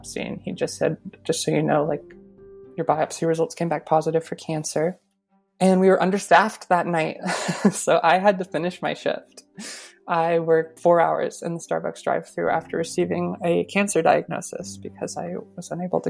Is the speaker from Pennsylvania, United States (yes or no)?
no; Colorado, United States; now in Vermont, United States; I'm originally from Colorado. I live in Vermont now.